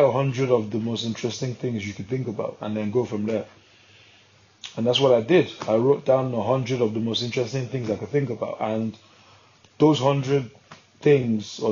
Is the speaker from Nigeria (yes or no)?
yes; Nigeria; I'm a Nigerian man